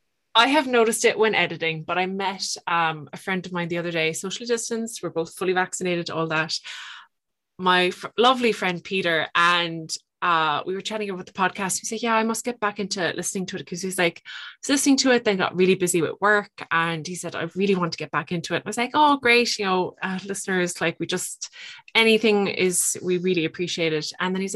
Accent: Limerick, Munster, Ireland; I'm so Irish.

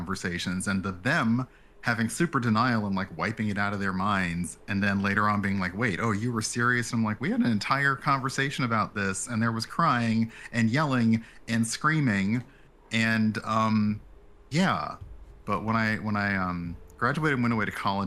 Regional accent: the South, United States; I grew up in the South, Black

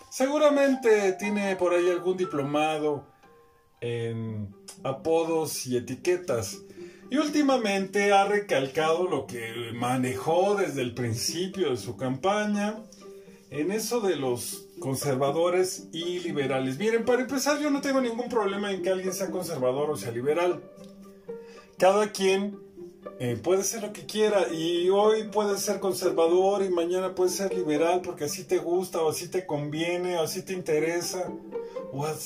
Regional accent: Mexico; que solamente nos ha hecho, ¿qué podemos decir? dividir como mexicanos nos ha hecho sentir mal.

